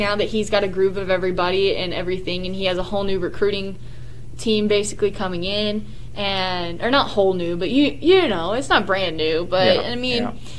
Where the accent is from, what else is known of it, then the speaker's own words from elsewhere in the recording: Houston, Texas, United States; just because I'm from around the Houston area, but no, it is not Houston.